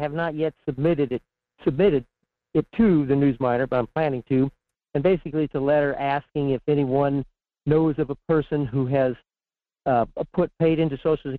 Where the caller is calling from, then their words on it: Fairbanks, Alaska, United States; in Fairbanks.